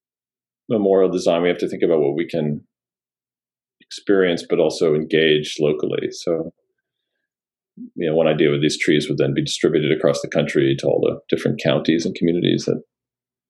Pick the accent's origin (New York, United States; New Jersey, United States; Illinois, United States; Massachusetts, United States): New York, United States; Poughkeepsie; moved away; I'm a proud Poughkeepsie, not resident, but a former Poughkeepsie resident. Grew up there, went to high school there, middle school there. Still call it my hometown.